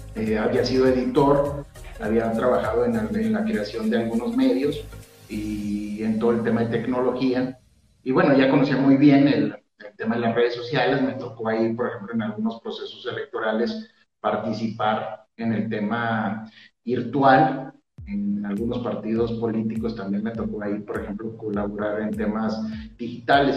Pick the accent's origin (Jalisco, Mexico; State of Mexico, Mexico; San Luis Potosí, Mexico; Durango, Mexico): Durango, Mexico; somos duranguenses